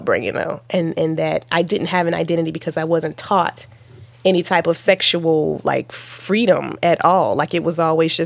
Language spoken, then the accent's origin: English; Virginia, United States; accent: little country accents; I'm from Virginia, and we sort of, you know, we can be little country accents